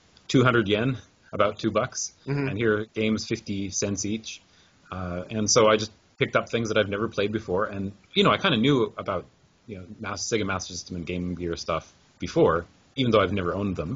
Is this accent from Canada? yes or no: yes; Vancouver, British Columbia, Canada; moved away as an adult; now in Japan; I grew up in Vancouver, Canada. And 2002, when I graduated university, I came to Japan and started teaching English, and I'm still in Japan now